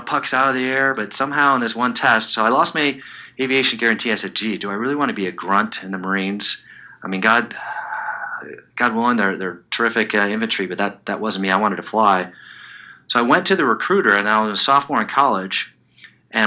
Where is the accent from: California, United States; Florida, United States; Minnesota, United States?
California, United States; Southern; moved away as an adult; also born or lived in Chicago / East Coast / Washington, D.C. / Seattle; I was born in Chicago, raised, and I say my formative years in Southern California.